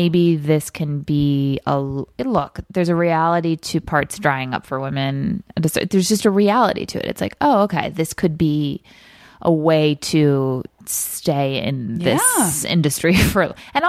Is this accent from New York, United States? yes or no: yes; Rockville Centre, New York, United States; I'm from Long Island, a town called Rockville Center, which is not too far from the city, probably about a 40-minute train ride